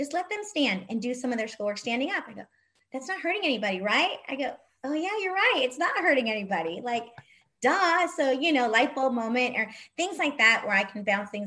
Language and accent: English; El Monte, California, United States; I grew up in El Monte